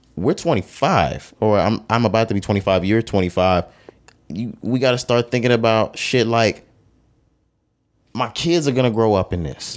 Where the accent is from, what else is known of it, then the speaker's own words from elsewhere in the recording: Texas, United States; growing up in Texas, walking in the mall, walking in stores, doing certain things